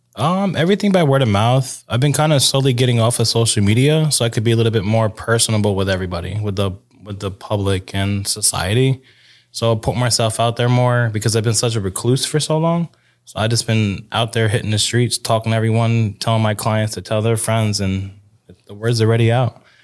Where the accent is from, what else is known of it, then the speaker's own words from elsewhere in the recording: Newburgh, New York, United States; I'm from Newburgh, New York